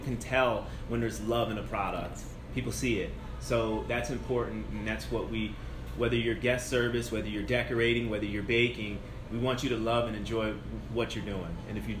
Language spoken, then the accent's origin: English; East Coast, United States; now in Largo, United States; I come from the East Coast, where if you're 3 miles away from the beach like Largo is, your properties are half a million to multi-million dollar homes.